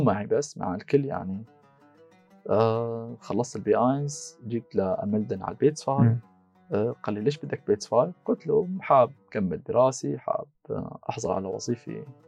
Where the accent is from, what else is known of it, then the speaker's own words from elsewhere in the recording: Syria; moved away as an adult; also born or lived in Magdeburg, Germany; now in Germany; انا من سوريا